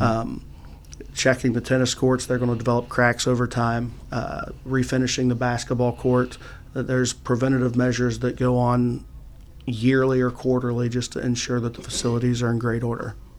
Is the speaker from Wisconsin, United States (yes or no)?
no; Noble County, Ohio, United States; went back to my hometown to uh, Shenandoah High School